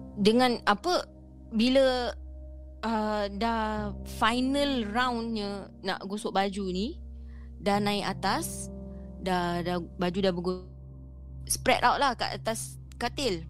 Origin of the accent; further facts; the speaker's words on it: Singapore; I berasal daripada Masling situ Daripada my My rumah My block Kira jalan kaki turun bukit je Dah boleh nampak Johor